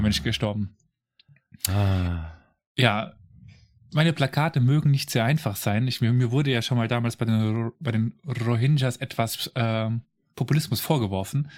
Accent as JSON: {"language": "German", "region": "Saarland", "country": "Germany", "said": "ich komme aus dem Saarland"}